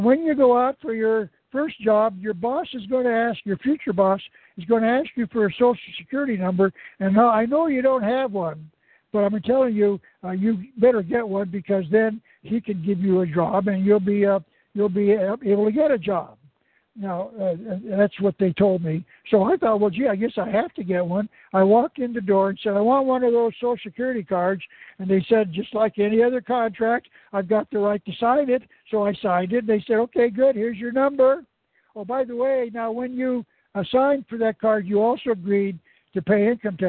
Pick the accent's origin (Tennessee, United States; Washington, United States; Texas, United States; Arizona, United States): Arizona, United States; moved away; also born or lived in California / Oregon; I was born in Arizona, one of the 50 states of America